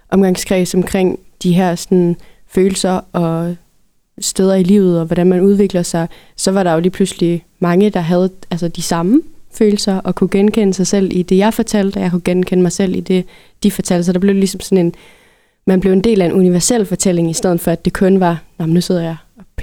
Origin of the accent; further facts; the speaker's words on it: North Jutland, North Denmark Region, Denmark; also born or lived in Berlin; jeg som nordjyde havde gjort mig så meget